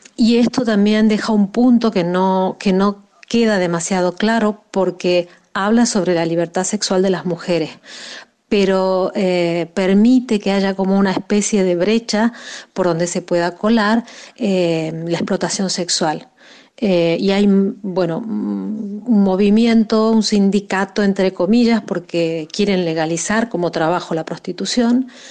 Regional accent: Argentina; moved away as an adult; now in Spain; soy argentina, pero llevo más de 12 años viviendo en España.

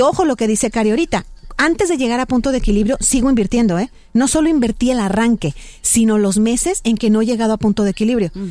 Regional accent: Mexico; muchos de nosotros como mexicanos pensamos

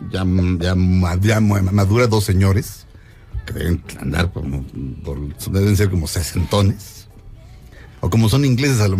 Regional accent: Mexico

